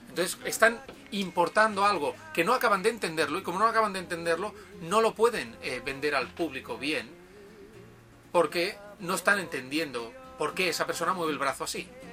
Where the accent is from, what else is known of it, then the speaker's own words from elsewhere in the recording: Tarragona, Catalonia, Spain; moved away as an adult; also born or lived in Barcelona; now in Japan; he estado viviendo en Barcelona, pero soy de, de Tarragona, una ciudad que está a 40 minutos en coche de, de Barcelona